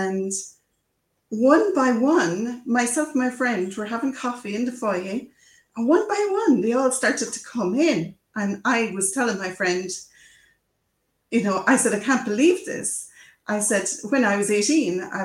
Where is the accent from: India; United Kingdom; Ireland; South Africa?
Ireland; I'm an Irish person, so we love telling stories